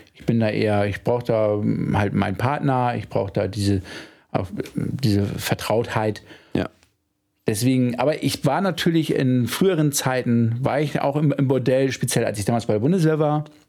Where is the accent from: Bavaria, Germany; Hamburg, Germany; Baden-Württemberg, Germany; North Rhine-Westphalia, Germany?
Hamburg, Germany; als Hamburger